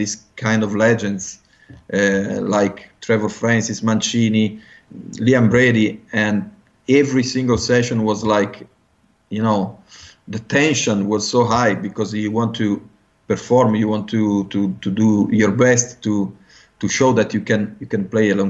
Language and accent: English; Genoa, Liguria, Italy; English is a second language; in my hometown, Genoa